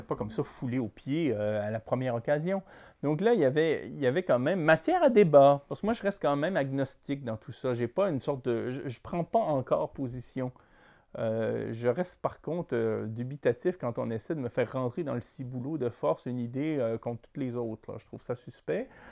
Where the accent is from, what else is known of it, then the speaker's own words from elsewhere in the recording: Quebec, Canada; Quand on est québécois